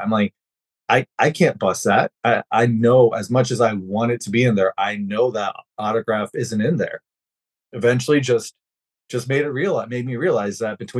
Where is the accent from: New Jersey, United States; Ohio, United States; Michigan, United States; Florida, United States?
Florida, United States; Central; I grew up in Central Florida, and Marino was the man. Marino was everywhere. This was mid-80s when we moved down to Florida.